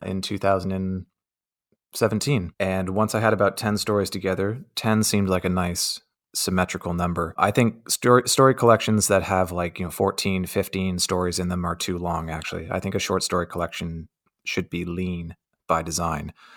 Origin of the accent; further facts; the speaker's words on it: Windsor, Ontario, Canada; I grew up on America's doorstep